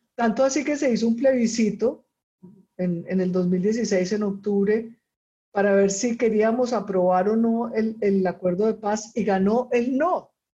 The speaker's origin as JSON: {"language": "Spanish", "country": "Colombia", "also_born_or_lived": "Costa Rica", "moved": "yes", "lives_now": "Chile", "said": "soy colombiana y vivo en Chile ahora, pero antes de vivir en Chile vivía en Costa Rica."}